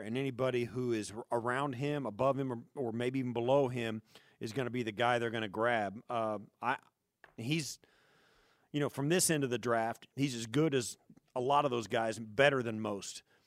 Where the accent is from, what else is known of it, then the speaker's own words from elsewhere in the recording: Kansas, United States; moved away; also born or lived in Chicago; I grew up in Kansas